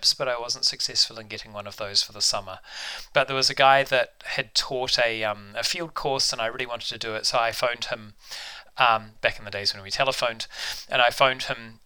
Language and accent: English; Auckland, New Zealand; now in Canada; I grew up in the North Shore of Auckland